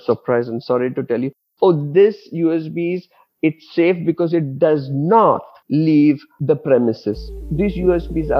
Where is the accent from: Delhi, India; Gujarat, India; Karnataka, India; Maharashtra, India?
Maharashtra, India; Mumbai; moved away as an adult; also born or lived in Dubai; I'm born and brought up in Mumbai, but most of my career I spent in Dubai. So I lived 17 years in Dubai